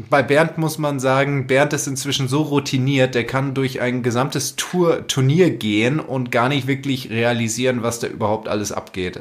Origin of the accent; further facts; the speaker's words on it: Germany; bei uns in Deutschland